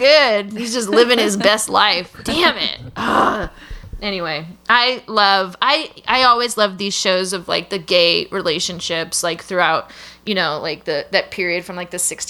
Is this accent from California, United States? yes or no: yes; San Francisco, California, United States; I grew up in San Francisco